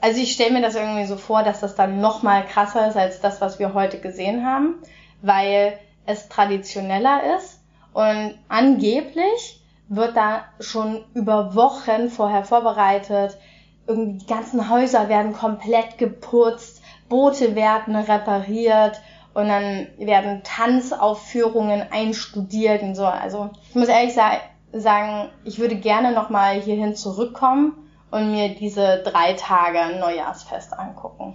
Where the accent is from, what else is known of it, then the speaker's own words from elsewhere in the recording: Germany; bei uns in Deutschland